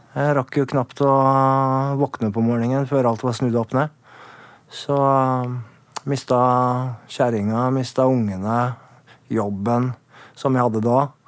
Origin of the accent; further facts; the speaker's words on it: Oslo, Norway; jeg er fra Furuset